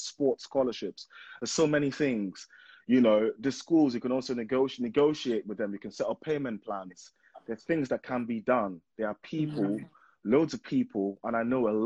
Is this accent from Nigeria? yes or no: yes; Nigeria; now in United Kingdom; I'm from Nigeria, and I went to primary school, secondary school in Nigeria